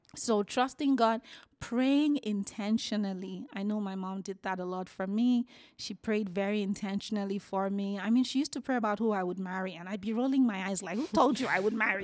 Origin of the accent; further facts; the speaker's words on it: Nigeria; moved away as an adult; also born or lived in United Kingdom; now in Calgary, Canada; born and raised in Nigeria. I moved to the UK in my 20s and I moved here in my 30s.